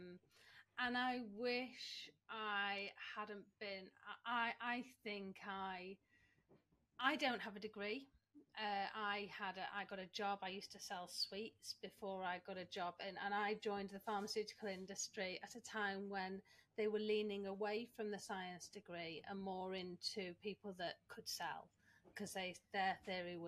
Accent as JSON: {"language": "English", "town": "Manchester", "region": "North West England", "country": "United Kingdom", "tie": "born or raised there", "said": "I'm Manchester born and bred. I love my hometown and I will now never leave."}